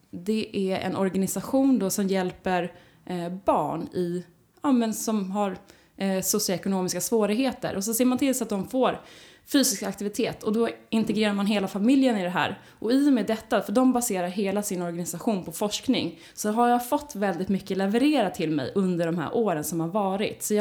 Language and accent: Swedish; Skåne, Sweden; jag är delvis uppväxt i Skåne. Eh, jag flyttade dit när jag gick på högstadiet